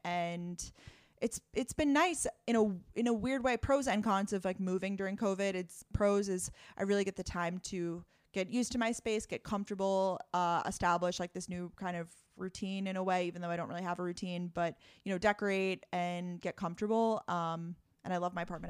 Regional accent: Long Island, New York, United States; moved away as an adult; also born or lived in Boston, Massachusetts; I'm originally from Long Island, New York, but I lived in Boston, uh, post-grad

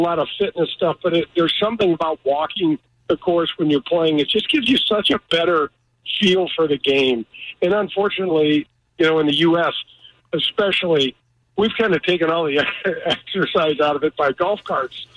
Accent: United States; the way I grew up in North County

